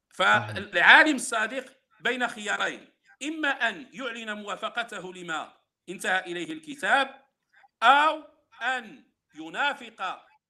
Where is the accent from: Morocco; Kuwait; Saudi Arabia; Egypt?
Morocco; عندنا في المغرب